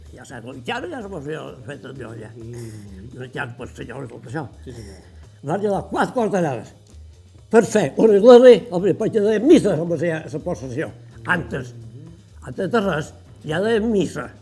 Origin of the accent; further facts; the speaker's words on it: Sant Macià, Balearic Islands, Spain; jo ja vaig néixer aquí a Sant Macià